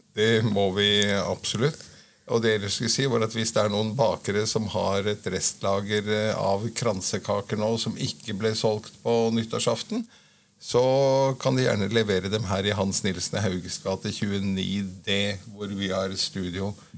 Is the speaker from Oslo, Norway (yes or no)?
yes; Oslo, Norway; jeg er født og oppvokst på Marienlyst midt i tjukkeste Oslo